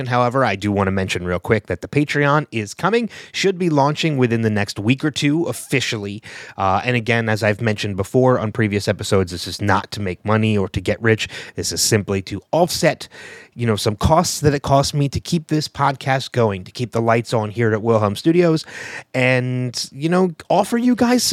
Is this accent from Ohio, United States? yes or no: no; Philadelphia, Pennsylvania, United States; here in my hometown of Philadelphia